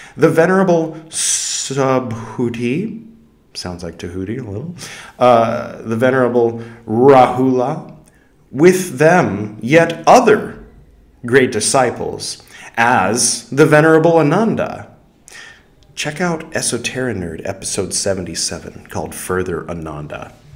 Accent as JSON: {"language": "English", "region": "California", "country": "United States", "said": "I am from California"}